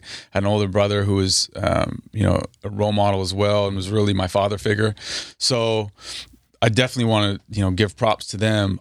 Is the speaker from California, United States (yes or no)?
yes; Napa, California, United States; moved away as an adult; also born or lived in Washington State / New York / Texas; now in Los Angeles, United States; We moved from Washington State to the Bay, to Napa.